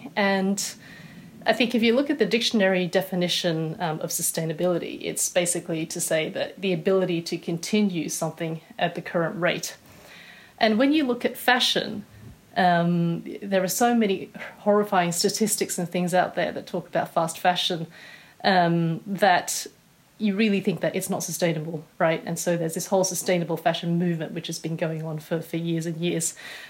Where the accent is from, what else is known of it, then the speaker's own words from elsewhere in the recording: Australia; accent: Australian; moved away as an adult; now in United Kingdom; most people here tend to think I'm British, unless they're either married to an Australian or have a lot of Australian friends, and then they can hear like the twang that's still there.